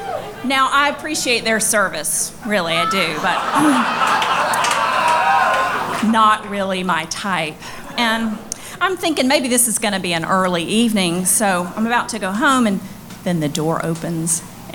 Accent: Mississippi, United States; I'm from Mississippi. You can just call me a recovering belle from a long line of unrecovered belles.

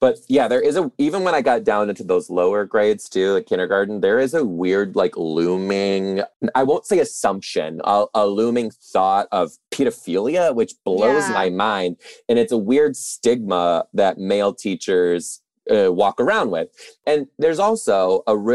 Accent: Detroit, Michigan, United States; moved away; I'm originally from Detroit too

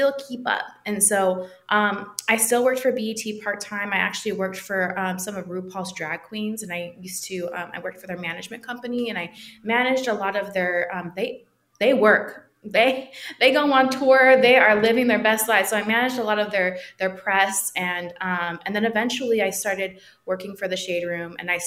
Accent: Milpitas, California, United States; moved away as an adult; now in Los Angeles, United States; I come from Milpitas, California. It's between San Jose and Fremont, a very small thing.

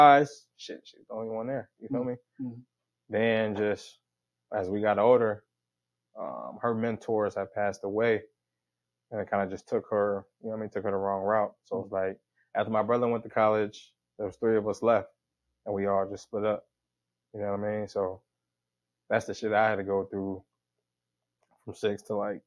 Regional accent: Sacramento, California, United States; Sacramento, California. The north side

